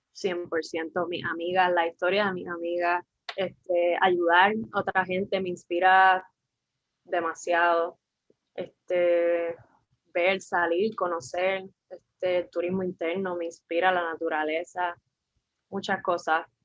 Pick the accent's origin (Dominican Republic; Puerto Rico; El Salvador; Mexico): Puerto Rico; San Juan; soy de San Juan